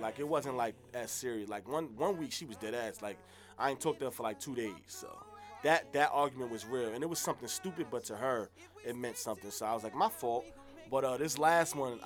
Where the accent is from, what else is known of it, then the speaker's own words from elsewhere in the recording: New Jersey, United States; I'm up here from Jersey